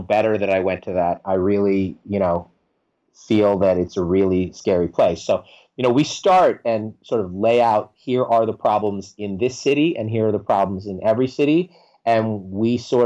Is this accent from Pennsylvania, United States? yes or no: no; New York, United States; I'm from New York